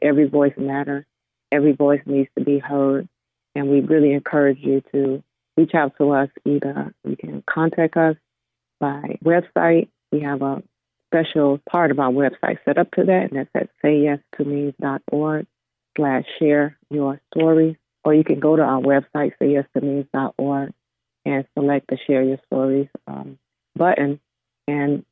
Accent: Florida, United States; I grew up actually in Florida

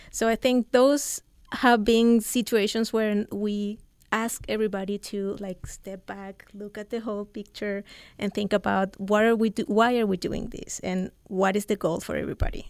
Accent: Chile; moved away as an adult; also born or lived in Central Coast, California; now in United States; I'm from Chile. I moved here eight years ago

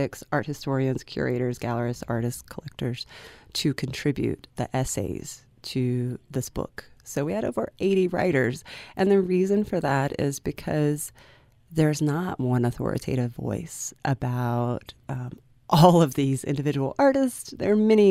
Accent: South Carolina, United States; moved away as an adult; also born or lived in London; I'm from South Carolina, but I was going into graduate school in London

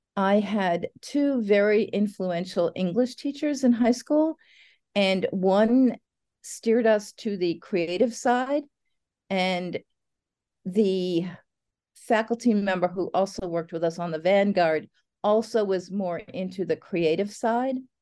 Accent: New Jersey, United States; I grew up in New Jersey outside of New York

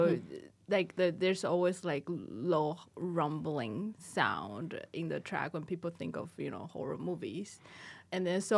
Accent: Taiwan; now in Sioux Falls, United States; I am Asian. I am from Taiwan

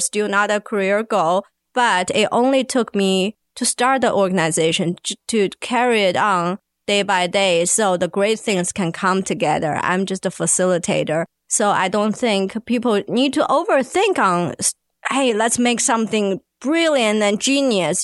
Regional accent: China; now in Arkansas, United States; I'm from China

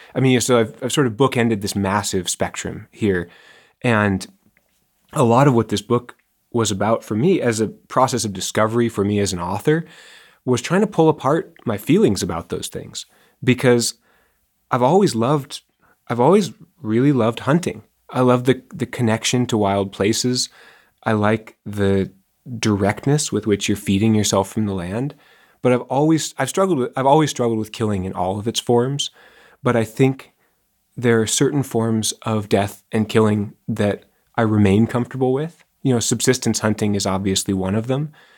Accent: Seattle, Washington, United States; moved away as an adult; I grew up in Seattle

